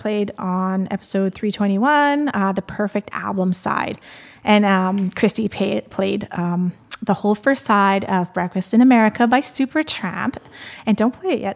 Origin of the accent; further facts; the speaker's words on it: Montreal, Quebec, Canada; moved away as an adult; now in Calgary, Canada; So I'm originally from Montreal. And I was probably there, for the first 20 years of my life.